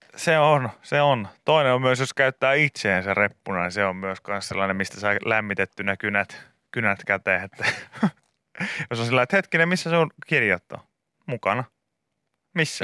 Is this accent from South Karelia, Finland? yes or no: no; Pori, Satakunta, Finland; Meillä Porissa